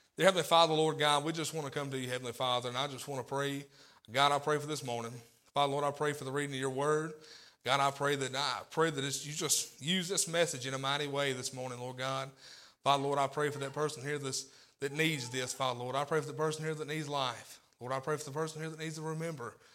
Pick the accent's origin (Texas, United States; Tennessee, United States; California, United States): Tennessee, United States; also born or lived in Corinth, Mississippi; I was raised in Tennessee